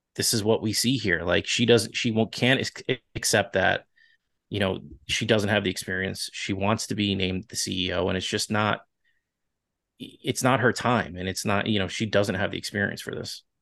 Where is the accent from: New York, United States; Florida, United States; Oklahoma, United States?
New York, United States; Long Island; accent: Long Island; my Long Island accent